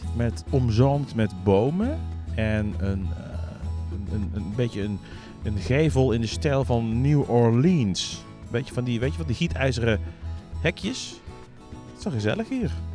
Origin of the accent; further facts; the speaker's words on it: Netherlands; als Nederlander